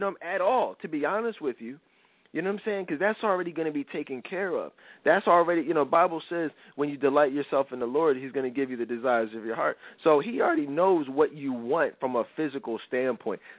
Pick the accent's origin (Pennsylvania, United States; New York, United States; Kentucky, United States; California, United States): Pennsylvania, United States; Philadelphia; I'm from Philly